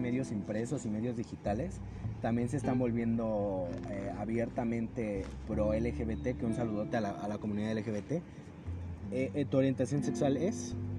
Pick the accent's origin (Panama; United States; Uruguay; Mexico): Mexico; somos mexicanos